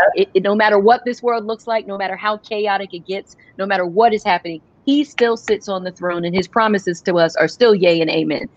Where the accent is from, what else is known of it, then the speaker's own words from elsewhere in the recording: United States; who always made sure we understood who we were and how we were growing up in America